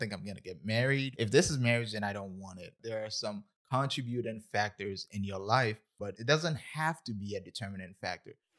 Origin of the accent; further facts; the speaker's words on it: Ghana; moved away as an adult; now in United States; I was born and raised in Ghana, West Africa, October thirty-first, nineteen ninety-six